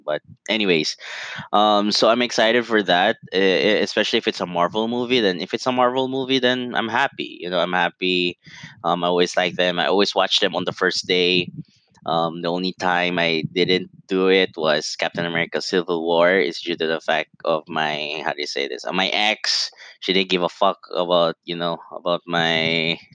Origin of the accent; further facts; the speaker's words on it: Italy; moved away; I grew up in Italy. I'm half Italian, and you know it's hard to see the country that made me who I am